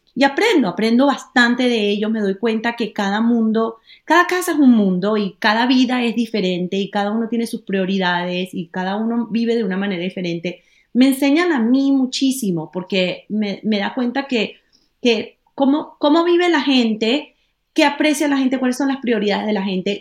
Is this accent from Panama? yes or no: yes; Panama; now in Miami, United States; yo como panameña